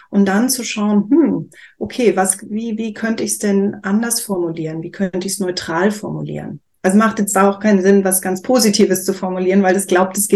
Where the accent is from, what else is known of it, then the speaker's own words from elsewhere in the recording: Chile; weil ich bin in Südamerika aufgewachsen, in Chile. Und da gab es einen Ort unten in Valparaiso am, am äh, Meer, wo ich sehr gerne war